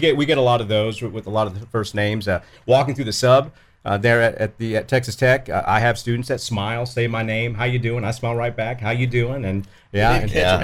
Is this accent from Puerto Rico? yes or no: yes; Puerto Rico; also born or lived in Florida; now in Lubbock, United States; Originally from Puerto Rico, but I was living in Florida for about 17 years.